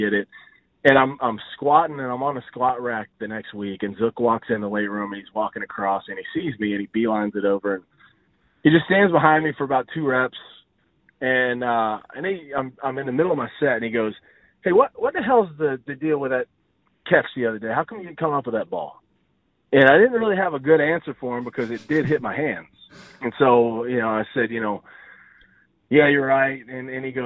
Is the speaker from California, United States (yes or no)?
no; Odessa, Texas, United States; also born or lived in Longview, Texas / Gainesville, Florida; I went to high school in Longview. I grew up in Odessa and then moved right before high school.